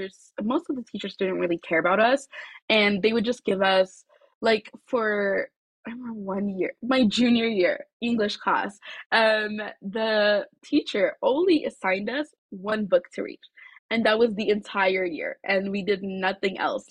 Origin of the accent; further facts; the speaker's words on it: Addis Ababa, Ethiopia; now in Aurora, United States; I'm originally from Addis Ababa, Ethiopia